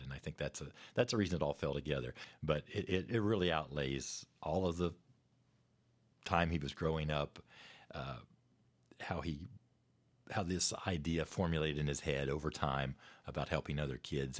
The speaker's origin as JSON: {"language": "English", "region": "West Virginia", "country": "United States", "tie": "born or raised there", "moved": "as an adult", "lives_now": "Lexington, United States", "said": "my hometown there in West Virginia"}